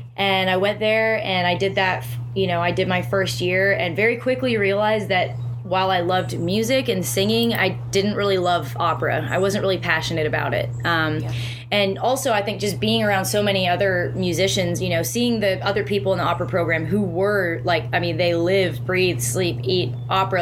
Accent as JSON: {"language": "English", "country": "Canada"}